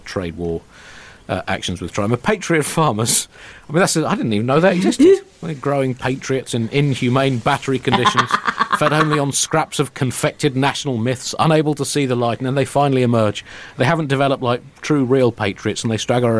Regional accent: United Kingdom; speaking as a Brit

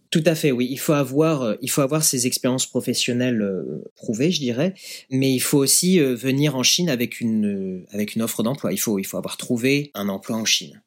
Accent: Yvelines, Paris region, Île-de-France, France; moved away as an adult; also born or lived in Lyon, France; now in Shanghai, China; Je viens des Yvelines, en région parisienne, mhm. où je suis née j'ai grandi, j'ai étudié.

